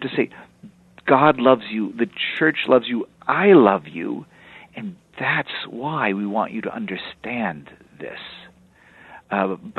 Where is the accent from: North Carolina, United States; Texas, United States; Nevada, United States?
Texas, United States; also born or lived in Europe; I'm from Texas